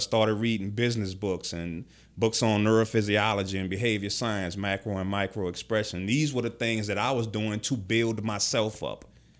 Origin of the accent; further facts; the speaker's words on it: New Orleans, Louisiana, United States; I am from New Orleans, yeah.